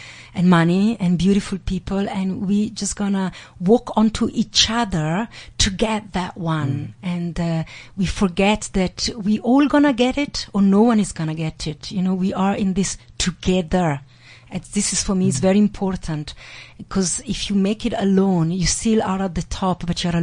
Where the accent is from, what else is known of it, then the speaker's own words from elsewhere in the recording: Italy; I grew up in Italy